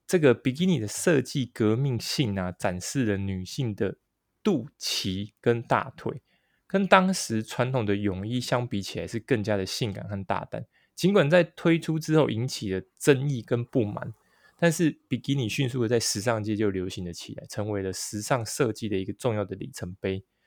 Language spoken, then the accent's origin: Chinese; northern Taiwan, Taiwan; 因为我跟阿忠我们都是北部人嘛